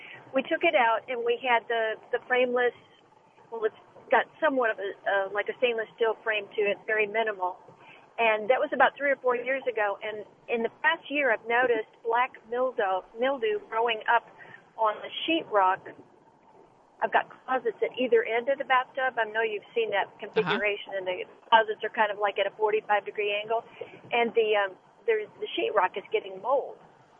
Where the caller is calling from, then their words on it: Humble, Texas, United States; I'm calling you I'm calling you from Humble, Texas, and I have a problem in my master bathroom that I'm hoping you can help me remedy.